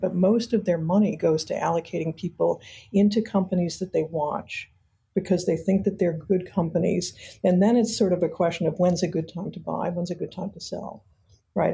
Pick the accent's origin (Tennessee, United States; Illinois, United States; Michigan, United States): Michigan, United States; Detroit; I grew up in Detroit, Michigan